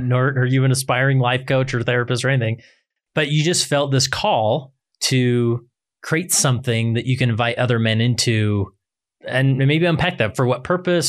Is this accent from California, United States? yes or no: no; West Valley City, Utah, United States; also born or lived in Stansbury Park, Utah; I grew up in West Valley City